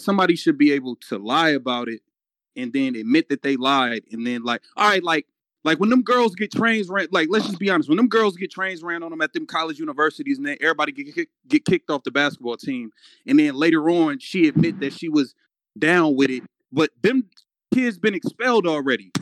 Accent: Chicago, Illinois, United States; I'm from Chicago

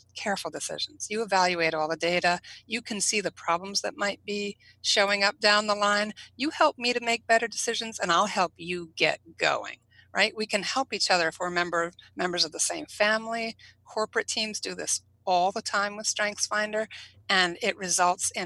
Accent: New England, United States; I'm from New England.

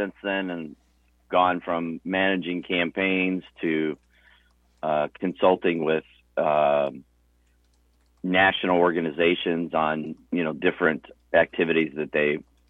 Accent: Illinois, United States; So born in Illinois, born and raised in Illinois

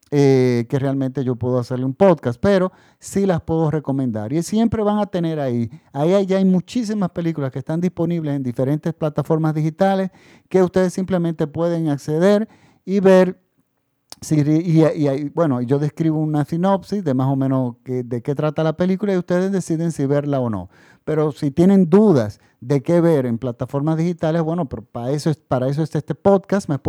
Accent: Dominican Republic; Ya en mi país estamos en la República Dominicana, ya estamos en la normalidad, prácticamente todo el país está vacunado

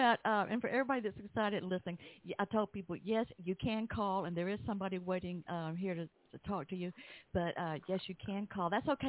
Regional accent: Atlanta, Georgia, United States; I was born and raised in Atlanta.

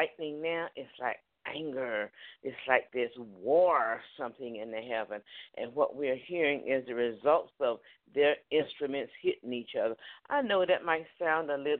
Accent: Newport News, Virginia, United States; moved away; also born or lived in Charlotte, North Carolina; I was raised up in Newport News

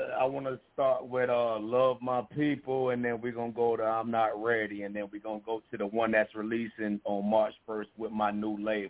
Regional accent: Savannah, Georgia, United States; Man, I'm from Savannah, Georgia, man.

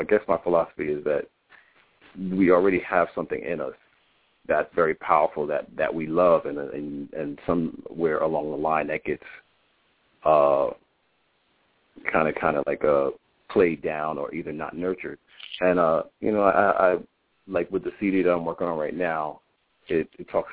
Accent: New Brunswick, New Jersey, United States; I was born in New Brunswick, New Jersey. I was raised by foster grandparents

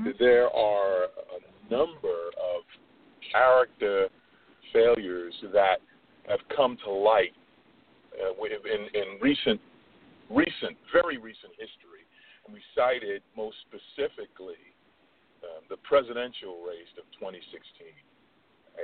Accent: New York, United States; I'm born and bred in New York, Brooklyn, New York

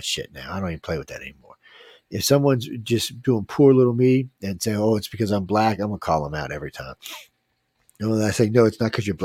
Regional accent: New Orleans, Louisiana, United States; I'm from New Orleans

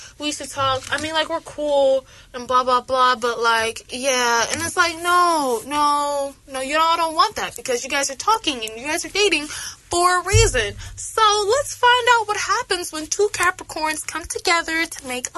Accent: Atlanta, Georgia, United States; I'm from Atlanta

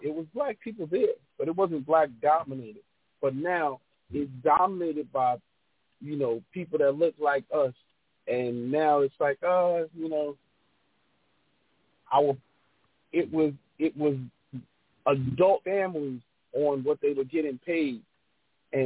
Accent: New York City, New York, United States; now in Atlanta, United States; growing up in New York

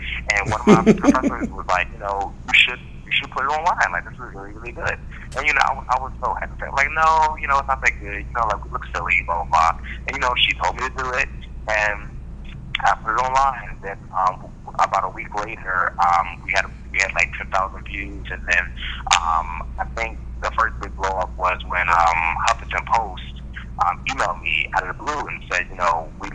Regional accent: Philadelphia, Pennsylvania, United States; moved away as an adult; also born or lived in Jamaica; now in New York, United States; I was raised in Philadelphia, but I just moved to New York about like a year and a half ago

